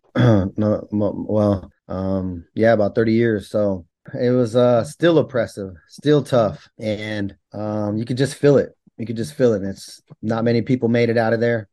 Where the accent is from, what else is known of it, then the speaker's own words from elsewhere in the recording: Bakersfield, California, United States; born and raised in California